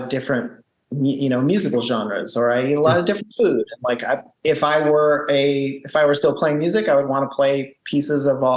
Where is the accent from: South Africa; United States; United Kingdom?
United States; West Coast; me being a guy from the West Coast